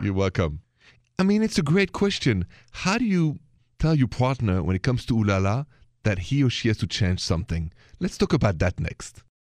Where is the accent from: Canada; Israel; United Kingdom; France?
France